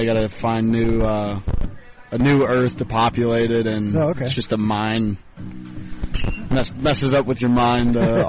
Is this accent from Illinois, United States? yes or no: yes; Chicago, Illinois, United States; now in Nashville, United States; Was born in Chicago, live in Nashville, Tennessee now.